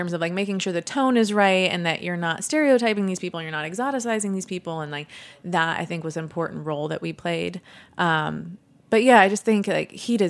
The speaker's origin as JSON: {"language": "English", "country": "Sweden", "said": "I come from Sweden, so I was very privileged. But so I know the immigrant experience"}